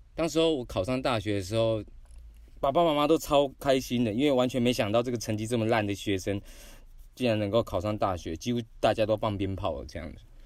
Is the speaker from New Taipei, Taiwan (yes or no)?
no; Xuejia, Tainan, Taiwan; 那时候我是住在学甲